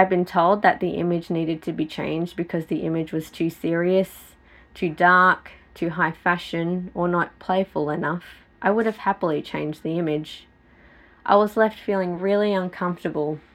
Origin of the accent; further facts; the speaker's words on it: Australia; accent: Aussie; growing up in Australia meant that I had to lose my Filipino culture to fit